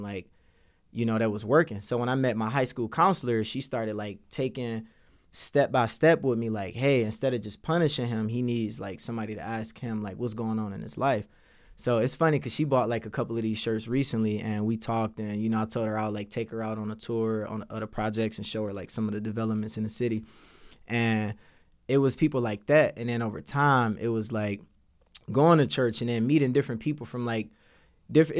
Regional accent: Detroit, Michigan, United States; when I was growing up in Detroit, I grew up with a teenage mom

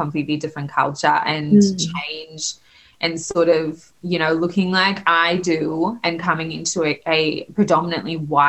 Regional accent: Australia; also born or lived in South Africa; So I grew up in Australia. I'm very Australian, and that's sort of my heritage as South African.

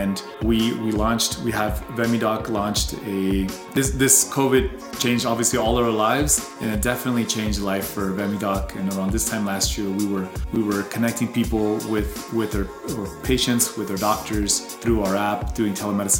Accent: El Paso, Texas, United States; also born or lived in Ciudad Juárez, Mexico; I'm from El Paso, and when I was moving back, I was driving back home

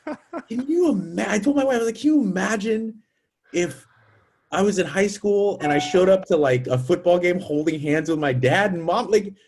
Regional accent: United States

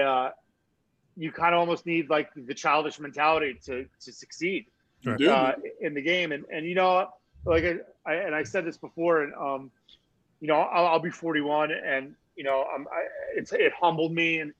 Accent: Mercer County, New Jersey, United States; I'm literally from Central Jersey, like Mercer County, Princeton, Trenton area

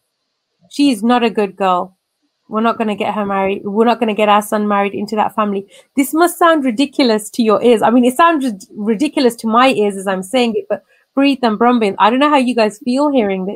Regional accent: England, United Kingdom; I'm born and raised in England

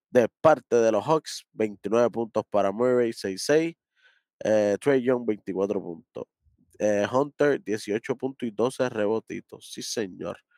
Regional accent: Dominican Republic; yo soy dominicano también.

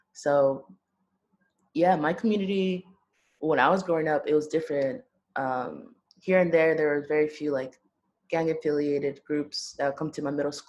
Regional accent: Los Angeles, California, United States; I'm born and raised in LA.

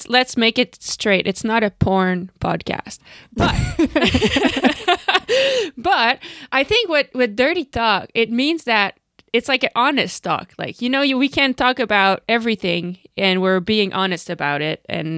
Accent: Canada; So, Lucinda and myself are two professional cyclocross racers. I'm from Canada, she comes from the Netherlands

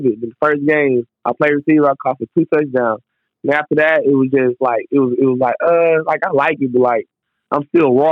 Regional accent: Houston, Texas, United States; also born or lived in Missouri City, Texas; I'm originally from Houston, Texas, but I ended up playing high school in Missouri City, Texas

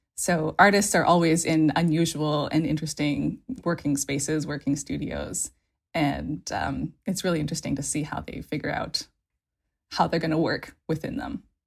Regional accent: Canada; also born or lived in California / Sweden; now in Norway; I'm Canadian and my family is Swedish, and so living in California was, I was kind of always a foreigner there

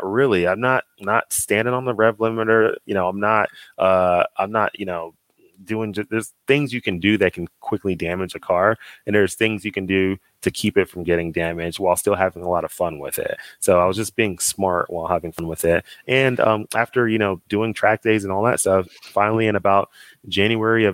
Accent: Dallas, Texas, United States; moved away as an adult; I'm from Dallas, Texas, and I grew up in Dallas.

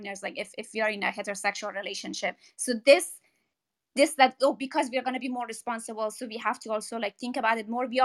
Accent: Afghanistan; English is a second language; now in United States; I do have an accent. I'm not from here. I came from Afghanistan.

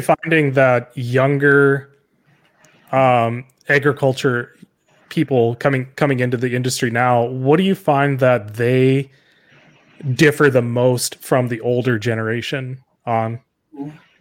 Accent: South Dakota, United States; I'm from South Dakota

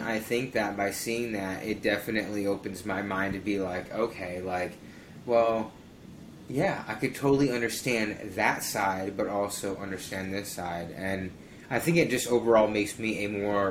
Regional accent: Sioux Falls, South Dakota, United States; moved away as an adult; also born or lived in Baltimore, Maryland; now in Milwaukie, Oregon, United States; I grew up in Sioux Falls pretty much my whole life.

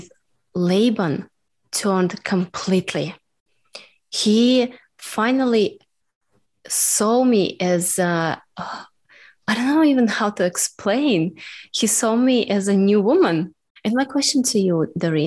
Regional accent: Russia; English is a second language; now in Melbourne, Australia

